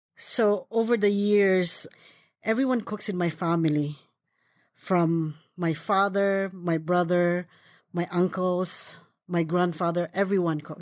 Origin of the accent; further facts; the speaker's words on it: Philippines; now in United States; I was born in the Philippines, and when I was young, my grandmother and my aunt is a big influence of my cooking.